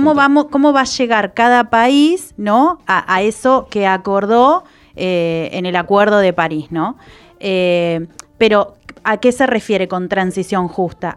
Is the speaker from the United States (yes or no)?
no; Trelew, Chubut, Argentina; Yo soy de Treleu, que es, creo que seremos 100.000 habitantes